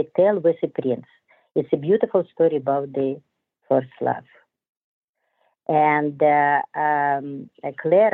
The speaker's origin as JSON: {"language": "English", "town": "Odesa", "region": "Odesa Oblast", "country": "Ukraine", "tie": "born or raised there", "also_born_or_lived": "Moscow, Russia", "second_language": "English", "moved": "yes", "said": "I was born in Ukrainian. And it was a long time ago because this was Soviet Union. Yes, and after Mama sent me and my teacher from Ukraine sent me to Bolshoi"}